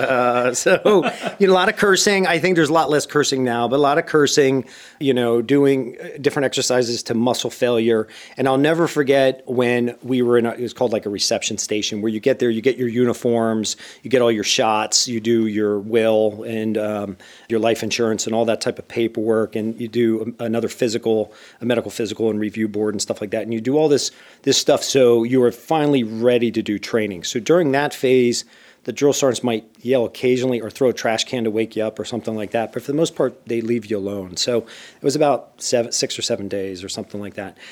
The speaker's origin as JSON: {"language": "English", "town": "Bethlehem", "region": "Pennsylvania", "country": "United States", "tie": "born or raised there", "moved": "as an adult", "said": "I grew up in a steel town known as Bethlehem"}